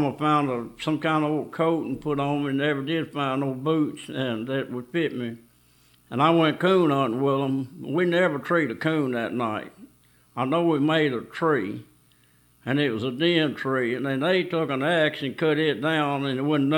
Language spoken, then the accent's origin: English; Greenwood, Mississippi, United States; I'm from Greenwood, Mississippi. I was born in Creekside, Mississippi, which is about 5 miles north of here